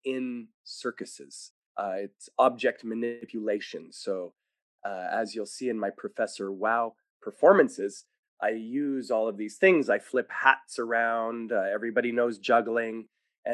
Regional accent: Winnipeg, Manitoba, Canada; also born or lived in Montreal; We were from Montreal, but I grew up in Winnipeg for many years

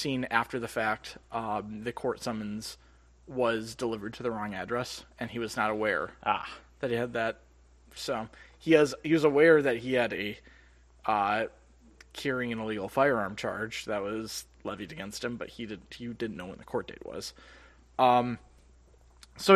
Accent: Minneapolis, Minnesota, United States; we are from the Twin Cities area

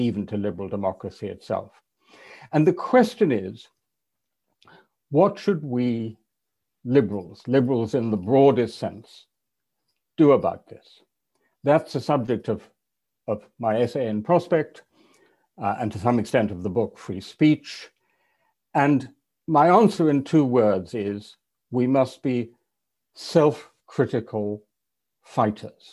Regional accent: England, United Kingdom; an English European liberal

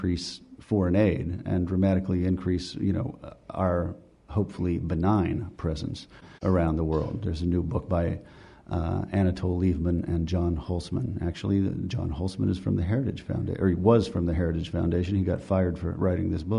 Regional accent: West Virginia, United States; moved away; I'm from West Virginia

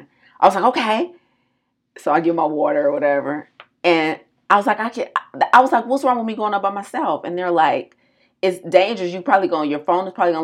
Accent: United States

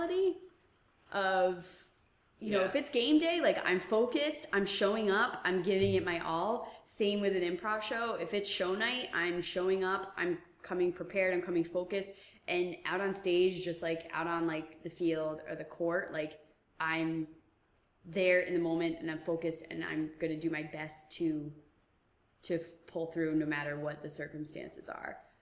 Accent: Middletown, Rhode Island, United States; I'm from Rhode Island. I'm from Middletown

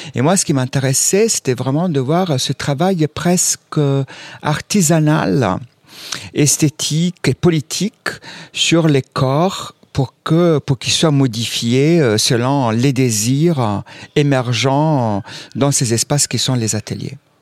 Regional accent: Southern Italy, Italy; now in France; moi je viens aussi du sud de l'Italie

